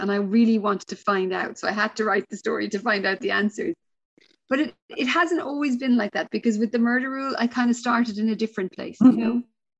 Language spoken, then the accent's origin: English; Ireland; moved away as an adult; also born or lived in west of Ireland; now in Perth, Australia; I am Irish, but I've been here for nearly 11 years.